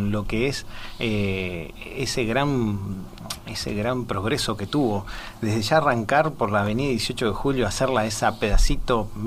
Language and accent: Spanish; Montevideo, Uruguay; tengo muchos familiares y mis arraigos son también de, desde Paysandú, por más que soy, como me dijiste siempre, citadino, soy de Montevideo, de la capital, pero mis vacaciones las pasaba mucho en Paysandú.